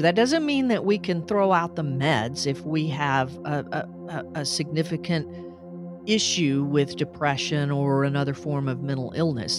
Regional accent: Little Rock, Arkansas, United States; we moved from Northeast Arkansas to Little Rock when I was four

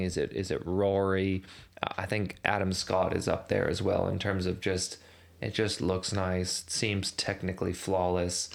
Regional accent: Canada; now in Australia; as a Canadian

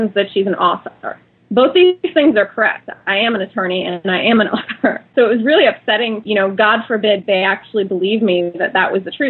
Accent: Dayton, Ohio, United States; also born or lived in Iran / Greece / France; I'm originally from Iran. I grew up mostly in Dayton, Ohio

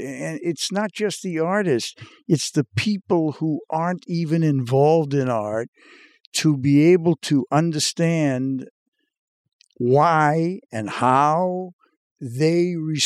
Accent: Revere, Massachusetts, United States; And it happens that I grew up in Revere, Massachusetts.

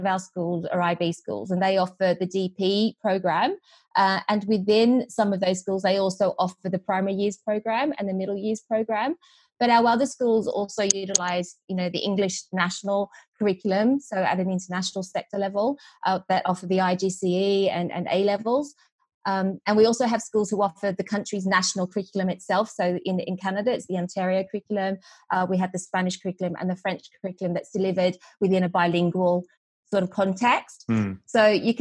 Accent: Australia; accent: Australian twang; moved away; also born or lived in Vietnam / Sydney, Australia; So I was born in Vietnam, and I moved to Australia when I was four. So you can detect, I'm sure, my Australian twang.

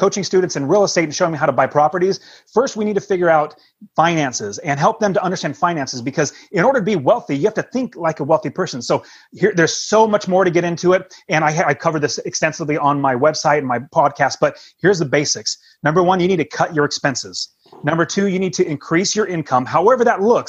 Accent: West Coast, United States; we're from the West Coast

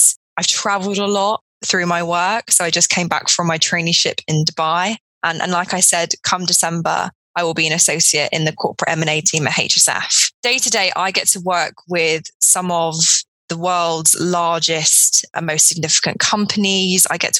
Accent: Edgware, London, United Kingdom; I was born in Edgware, which is in North London. And I was born into a council estate called Graham Park, where I lived with my mum and my dad.

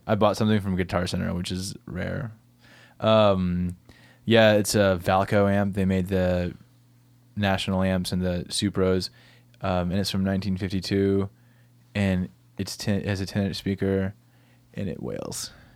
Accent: Bell Buckle, Tennessee, United States; I grew up in Bellbuckle, Tennessee, f, this really country town. middle of Tennessee

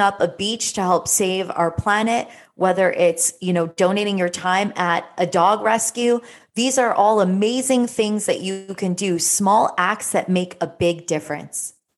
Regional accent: South Florida, United States; growing up in South Florida as a teenager

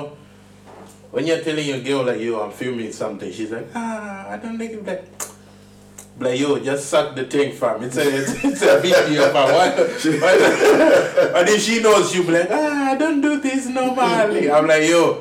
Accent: Zimbabwe; now in Swindon, United Kingdom; I'm from Zimbabwe.

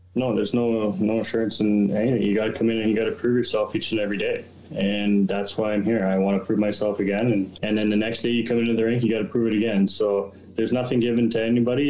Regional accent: New Liskeard, Ontario, Canada; being so close to the border in, in Northern Ontario

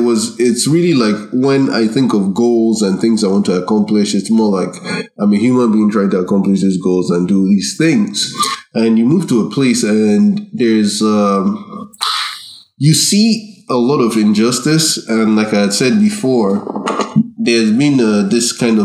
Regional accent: Ireland; Growing up in Ireland, there was a feeling amongst the immigrant population

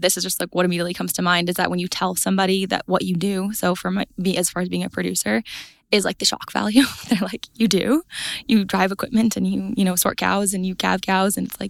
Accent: Red Deer, Alberta, Canada; So I grew up on a cow-calf and grain operation. I say Red Deer County, it's Innisfail area.

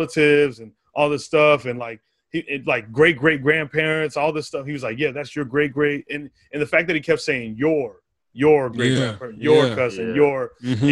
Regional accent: Arizona, United States; moved away; I grew up in Arizona

